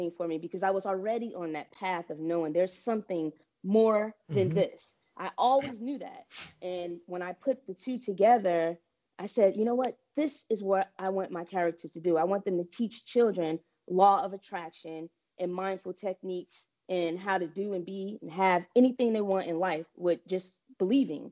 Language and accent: English; New Jersey, United States; growing up in New Jersey, I pretty much stayed in a house and everything